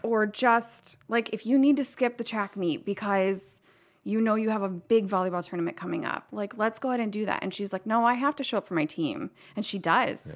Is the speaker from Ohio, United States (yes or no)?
yes; Dennison, Southeast Ohio, United States; moved away as an adult; also born or lived in Flint, Michigan; I grew up in Southeast Ohio. It's called Denison.